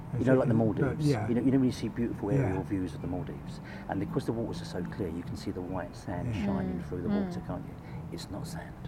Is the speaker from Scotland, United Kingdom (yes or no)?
no; London, United Kingdom; So my dad said, because I was born in London, he wanted all my brothers and sisters to have English first names.